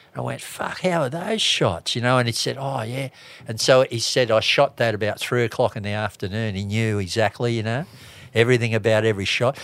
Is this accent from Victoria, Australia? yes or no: no; Sydney, New South Wales, Australia; moved away; also born or lived in Kauai / California; originally I come from Bondi